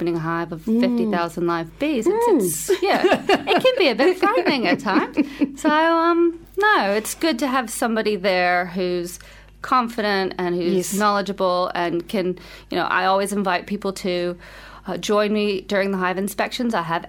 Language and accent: English; United States; moved away as an adult; now in Wellington, New Zealand; as an American